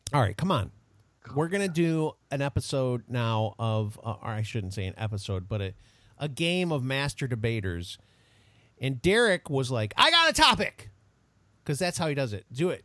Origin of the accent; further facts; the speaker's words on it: United States; I take a lot of pride in my country, so I like I like America a lot.